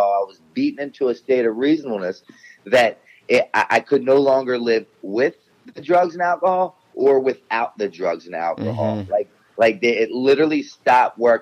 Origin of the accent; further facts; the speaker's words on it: Baltimore, Maryland, United States; I was born and raised in Baltimore City.